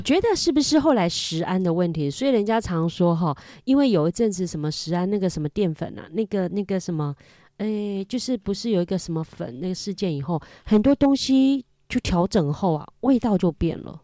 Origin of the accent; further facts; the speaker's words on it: Hakka community, Hakka area, Taiwan; first language Hakka; Chinese is a second language; also born or lived in Fengshan, Kaohsiung; 以前我们是属于客，客家的聚落，所以我们从小到大，我们他们都讲客家话，家里一定跟我们讲客家话